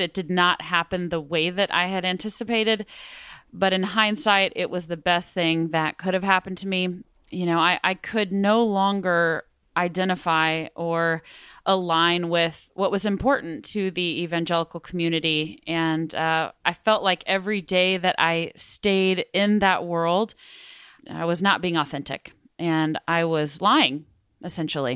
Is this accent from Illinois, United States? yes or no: no; Midland, Texas, United States; also born or lived in Austin, Texas; I grew up in Midland, Texas